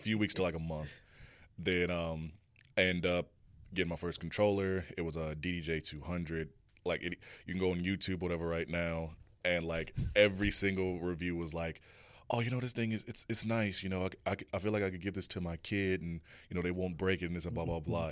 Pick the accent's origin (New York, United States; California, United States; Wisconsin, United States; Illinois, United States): Illinois, United States; Chicago; moved away; also born or lived in Garden City, Kansas; I'm originally from Chicago, you know, born